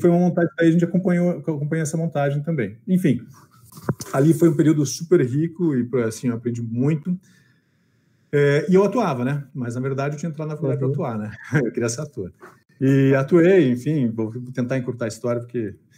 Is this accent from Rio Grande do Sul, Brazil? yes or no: yes; Porto Alegre, Rio Grande do Sul, Brazil; eu sou de Porto Alegre